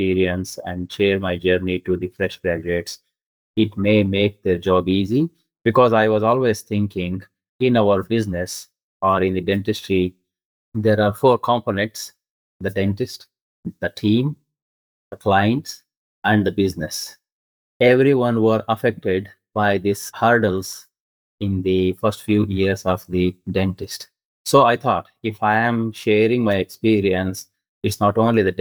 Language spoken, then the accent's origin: English; India; English is a second language; moved away as an adult; also born or lived in Karnataka (studied near Bangalore); now in Australia; When I moved from India to here, I was like a fresh graduate, even though I had a experience back home in India.